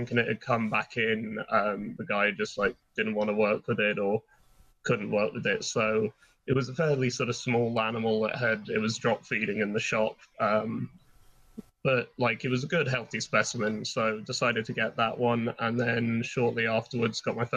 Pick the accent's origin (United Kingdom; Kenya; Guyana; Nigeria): United Kingdom; England; now in Ireland; as a kid growing up in England